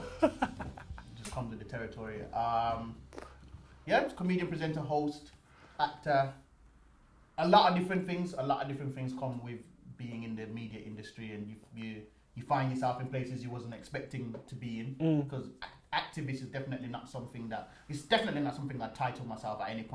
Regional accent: Jamaica; now in United Kingdom; when I was 6 years old, growing up in Jamaica

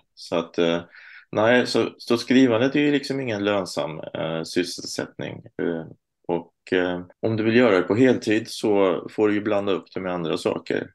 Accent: Stockholm, Stockholm County, Sweden; moved away as an adult; also born or lived in Småland (parents); now in Lund, Sweden; jag är född i Stockholm eh, av småländska föräldrar. Men nu sedan några år bor jag i Lund.

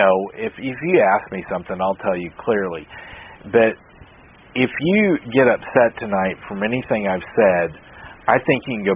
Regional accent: United States; I'm an American

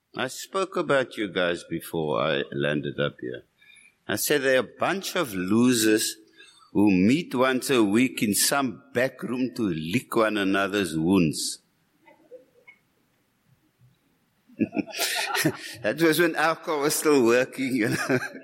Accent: Cape Town, Western Cape, South Africa; I'm from Cape Town

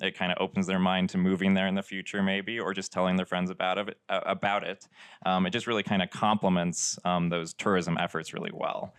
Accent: Sedona, Arizona, United States; also born or lived in Tucson, Arizona / Sierra Vista, Arizona; I was born and raised in Sedona, Arizona

